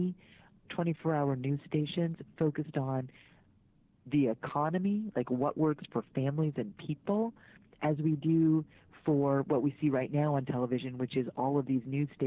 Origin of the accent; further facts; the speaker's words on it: Mukilteo, Washington, United States; I grew up in the Seattle area, actually. I spent my school years in Mukilteo, Washington